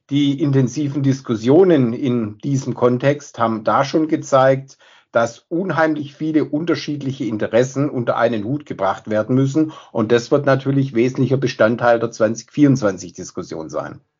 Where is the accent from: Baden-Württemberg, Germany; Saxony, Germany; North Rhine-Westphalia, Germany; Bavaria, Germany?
Baden-Württemberg, Germany; Stuttgart; born there